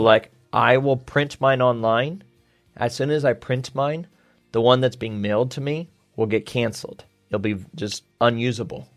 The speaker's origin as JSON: {"language": "English", "region": "Washington", "country": "United States", "moved": "as an adult", "lives_now": "Beijing, China", "said": "I'm from Washington State, mm-hmm. so I vote in Washington"}